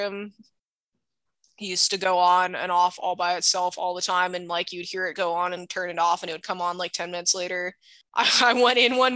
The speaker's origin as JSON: {"language": "English", "region": "Hawaii", "country": "United States", "tie": "born or raised there", "said": "I grew up in Hawaii"}